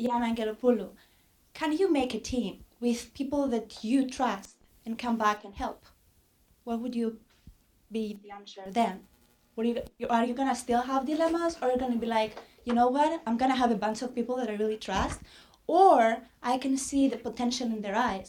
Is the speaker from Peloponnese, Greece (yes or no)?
yes; Mani, Peloponnese, Greece; moved away as an adult; I come from Mani.